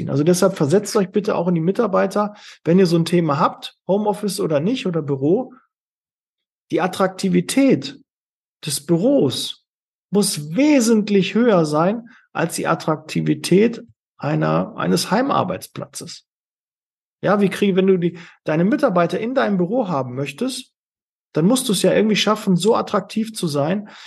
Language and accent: German; Witten, North Rhine-Westphalia, Germany; also born or lived in Bochum; Also ich komme ja aus, aus Witten und habe es äh, bis dahin nie hinbekommen